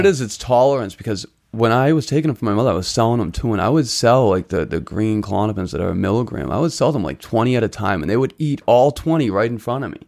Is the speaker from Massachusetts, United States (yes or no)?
yes; Boston, Massachusetts, United States; also born or lived in Chelsea, Massachusetts; grew up in Charlestown. I was brought up in Charlestown.